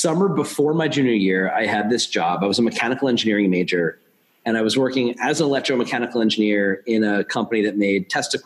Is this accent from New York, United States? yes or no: yes; just outside of Queens, suburban New York, United States; I grew up in suburban New York. I grew up just outside of Queens